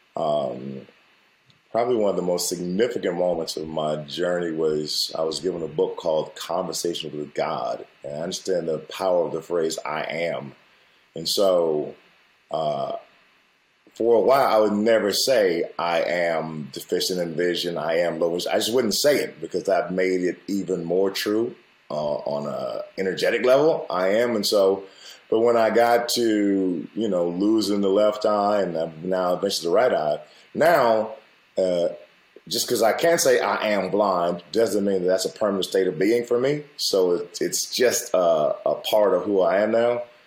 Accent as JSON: {"language": "English", "country": "United States", "said": "I grew up the way I grew up with my family and being Black American"}